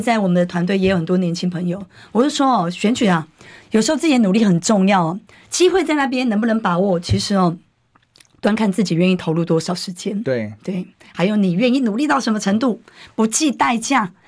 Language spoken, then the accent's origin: Chinese; New Taipei, Taiwan; 我讲这个就是我的家，我的根，我的故乡